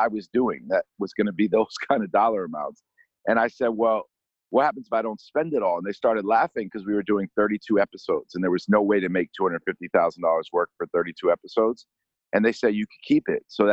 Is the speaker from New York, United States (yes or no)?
yes; New York, United States; growing up in New York